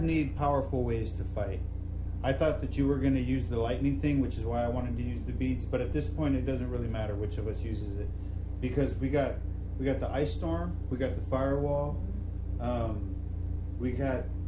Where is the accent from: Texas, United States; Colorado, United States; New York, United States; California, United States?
Texas, United States; San Antonio; I'm from San Antonio.